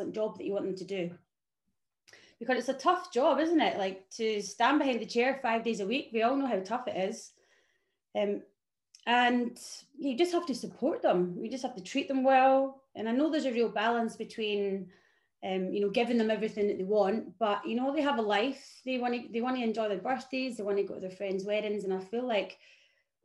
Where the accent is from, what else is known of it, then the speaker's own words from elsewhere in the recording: Scotland, United Kingdom; moved away as an adult; now in Melbourne, Australia; I am Scottish